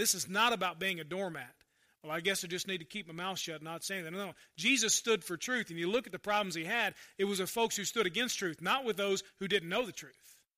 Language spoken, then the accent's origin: English; United States; growing up Christian in America